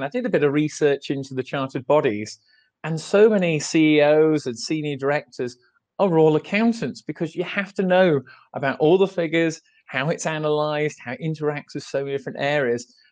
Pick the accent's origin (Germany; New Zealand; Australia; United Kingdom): United Kingdom; England; I'm from England, and I work in the accounting office